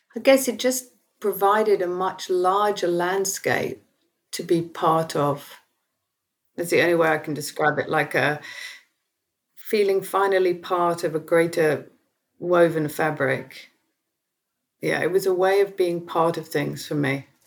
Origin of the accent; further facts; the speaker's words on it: South East England, United Kingdom; growing up in Southeast England in the 1970s